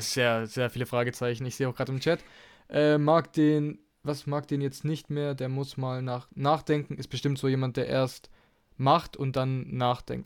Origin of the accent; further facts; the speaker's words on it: Germany; bei uns in Deutschland